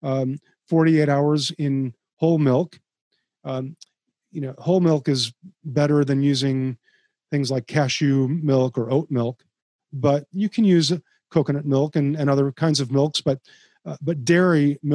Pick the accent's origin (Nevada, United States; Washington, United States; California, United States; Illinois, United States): Illinois, United States; Chicago; I grew up in Chicago